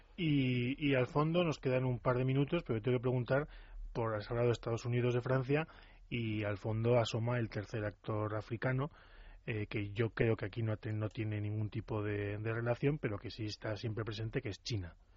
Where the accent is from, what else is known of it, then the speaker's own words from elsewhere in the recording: Navarre, Spain; yo también soy navarro